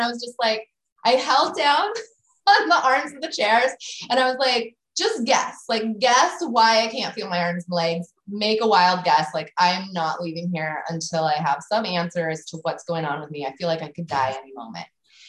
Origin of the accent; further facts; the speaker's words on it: West Coast, United States; I'm from the West Coast. Like Lyme disease, where's that coming from?